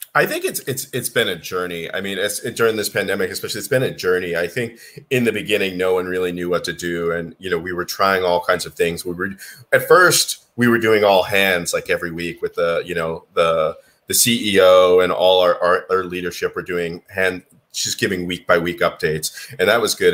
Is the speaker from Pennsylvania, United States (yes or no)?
no; Boston, Massachusetts, United States; moved away as an adult; also born or lived in Beijing, China / Singapore; I'm from uh, Boston, Massachusetts originally.